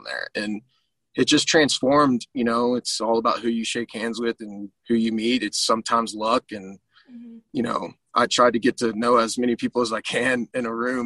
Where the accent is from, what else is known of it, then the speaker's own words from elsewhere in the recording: Argyle, Texas, United States; Growing up, I was raised in a small town called Argyle, north of Fort